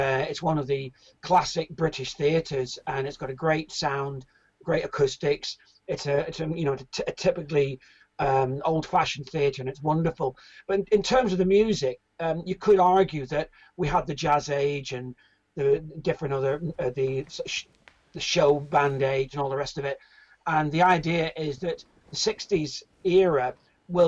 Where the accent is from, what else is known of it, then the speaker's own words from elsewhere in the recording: Ireland; now in United Kingdom; I'm originally from Ireland, but I came to Britain